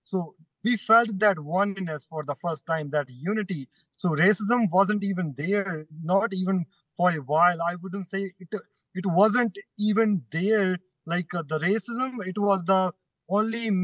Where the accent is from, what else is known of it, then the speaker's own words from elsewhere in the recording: India; also born or lived in Brampton, Canada; now in Canada; I'm an immigrant, right? I'm from India.